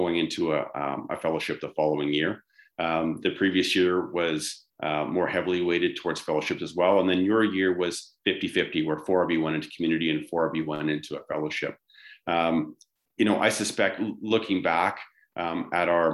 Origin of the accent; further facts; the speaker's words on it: Vancouver, British Columbia, Canada; now in Calgary, Canada; growing up in the Lower Mainland, I was used to very dreary, wet winters.